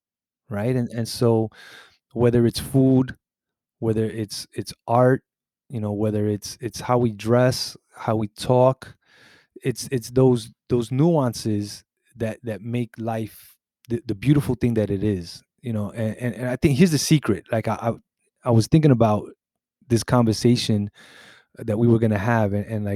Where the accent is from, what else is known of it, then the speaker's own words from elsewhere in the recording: Puerto Rico; the Rican part of me, which is like, I'm from Puerto Rico, you know, that's in my blood.